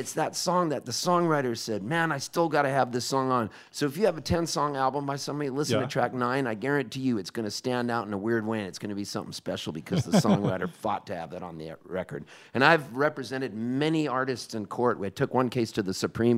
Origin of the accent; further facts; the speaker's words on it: Halifax, Nova Scotia, Canada; moved away; I was born in Halifax